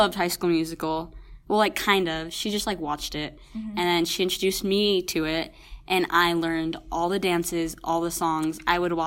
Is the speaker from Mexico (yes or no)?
yes; Mexico; also born or lived in Texas; I am Mexican